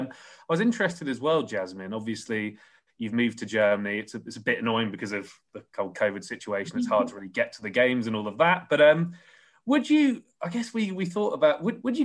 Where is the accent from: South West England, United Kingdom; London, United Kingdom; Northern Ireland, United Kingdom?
London, United Kingdom; We're both from West Hampstead. I'm still in West Hampstead right now